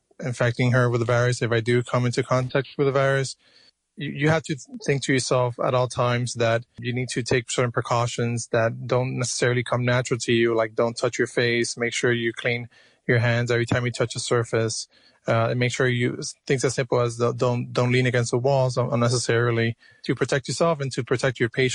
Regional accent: Miami, Florida, United States; moved away as an adult; also born or lived in Cuba; now in New York, United States; I was born in Cuba. I was raised in Miami, Florida

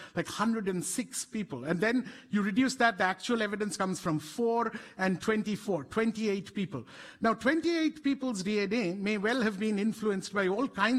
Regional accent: India; we are a country that has produced both this kind of cutting-edge genetic science and also reduced some of our own citizens to this level of inhumanity.

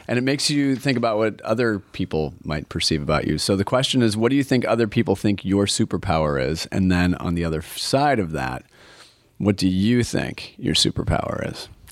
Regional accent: Portland, Oregon, United States; I'm from Portland, and I love Portland.

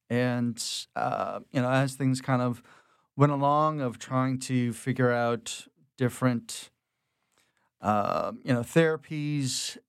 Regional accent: Houma, Louisiana, United States; I was born down in Houma, Louisiana, but have a lot of family from the city, going back a couple of generations. My mom's from Abbeville, so I've kind of got rural and city folk kind of coming together to kind of help raise me in the suburbs down in the bayous.

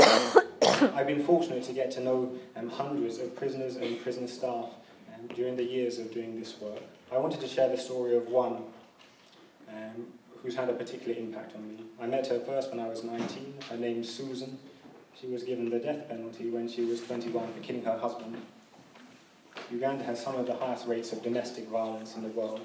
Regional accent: London, United Kingdom; growing up in London

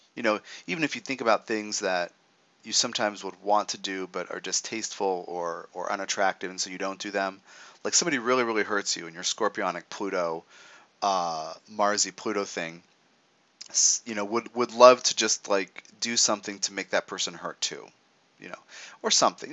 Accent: United States; as an American

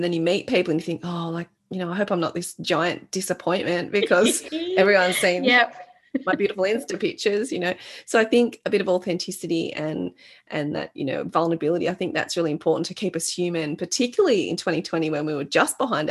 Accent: Australia; I was born in Australia

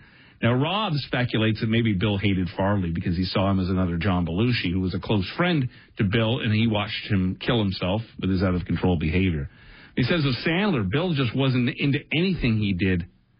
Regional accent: Brampton, Ontario, Canada; also born or lived in Windsor; I had heard growing up in Brampton

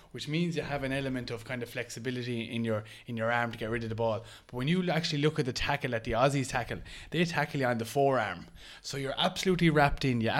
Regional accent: Ireland; as an Irish person

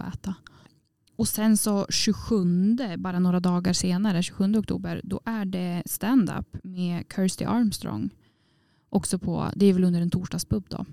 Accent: Åre, Jämtland, Sweden; moved away; Jag var hemma i Åre på, och träffade familjen då

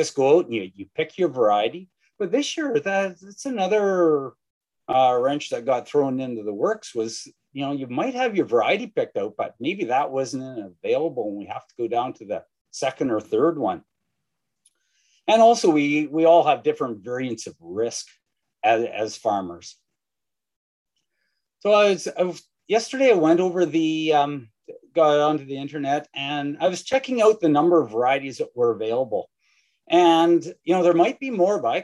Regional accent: Saskatchewan, Canada; I'm from Saskatchewan

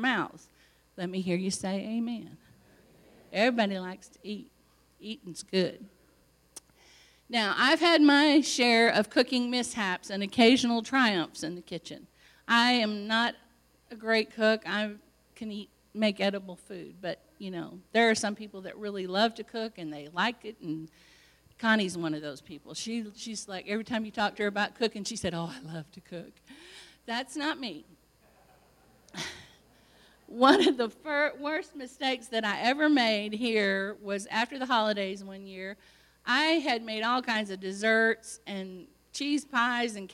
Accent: Illinois, United States; moved away as an adult; also born or lived in California; I was from Illinois, and here I was in California

